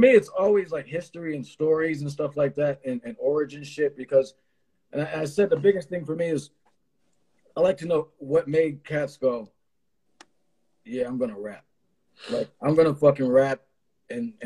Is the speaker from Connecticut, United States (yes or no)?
yes; Hartford, Connecticut, United States; I'm from Hartford originally